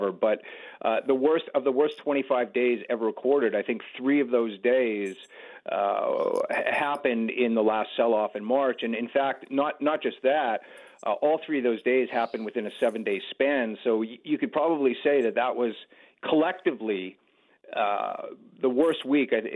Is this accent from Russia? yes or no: no; Canada; as a Canadian and as a music lover